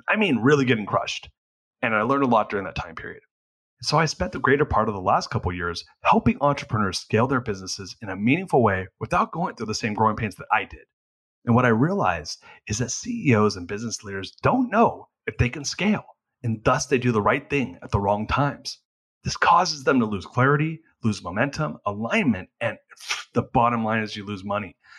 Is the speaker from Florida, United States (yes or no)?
no; California, United States; moved away as an adult; now in Austin, United States; I'm born and raised in California and lived there until three years ago.